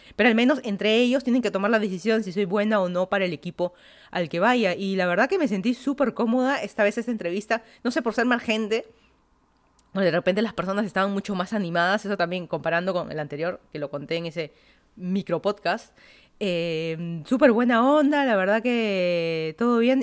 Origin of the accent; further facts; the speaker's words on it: Lima, Peru; moved away as an adult; also born or lived in Miami, United States; now in Fairfax County, Virginia, United States; yo soy de Lima, Perú. Me mudé a Estados Unidos, ya van a ser 7 años